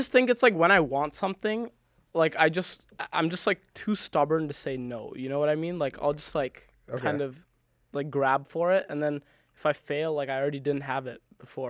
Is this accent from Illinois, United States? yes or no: yes; Naperville, Illinois, United States; also born or lived in Singapore / India / Germany / New York; I was born in Singapore, lived in India for a bit, lived in Germany for a bit, lived in New York for a bit, and then like our family finally settled in Naperville.